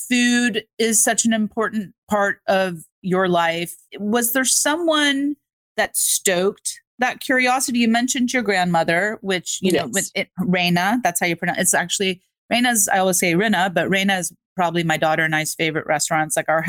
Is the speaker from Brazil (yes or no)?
yes; Brazil; moved away; I was born in Brazil